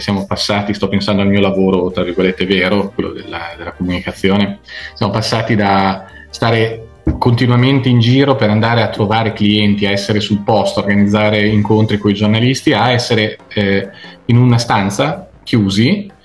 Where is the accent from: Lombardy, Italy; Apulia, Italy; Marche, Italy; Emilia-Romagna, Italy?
Emilia-Romagna, Italy; Zocca; also born or lived in Vignola; now in Treviso, Italy; sono zocchese, proprio zocchese dentro